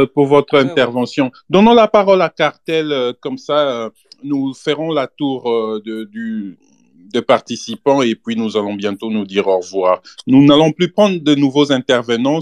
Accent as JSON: {"language": "French", "region": "Kinshasa", "country": "DR Congo", "said": "je suis de Kinshasa, hein, je suis de l'ouest de la RDC."}